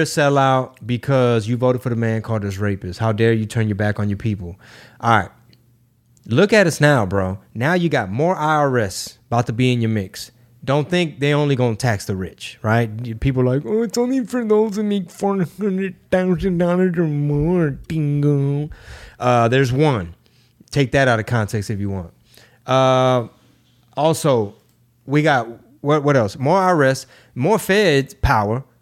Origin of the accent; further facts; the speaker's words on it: Houston, Texas, United States; we do not have a venue for Houston at the moment, my hometown